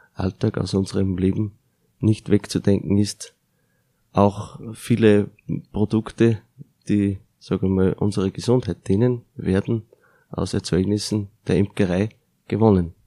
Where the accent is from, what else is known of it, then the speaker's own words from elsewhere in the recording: Austria; Bei uns in Österreich